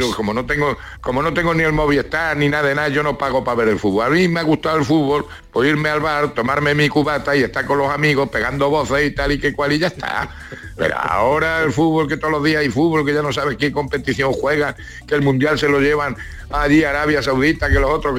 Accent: Granada, Andalusia, Spain; Nosotros somos, vamos, yo ya soy granadino.

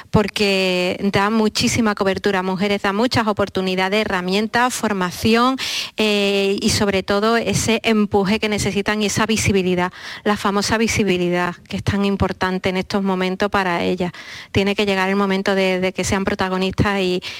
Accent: Seville, Andalusia, Spain; aquí, en Sevilla, en Andalucía, en, mi tierra, en mi casa

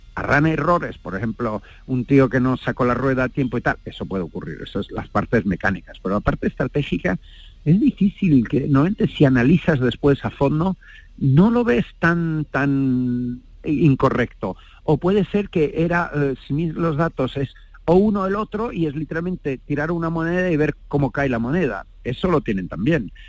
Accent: Spain; somos españoles

